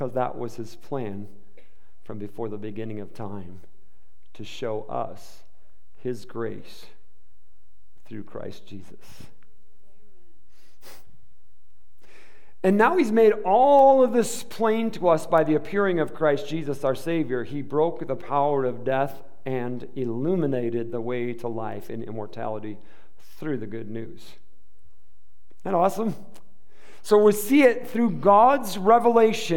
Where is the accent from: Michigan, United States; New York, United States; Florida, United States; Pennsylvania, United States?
Michigan, United States; now in Arizona, United States; I'm from Michigan, and we don't have cactus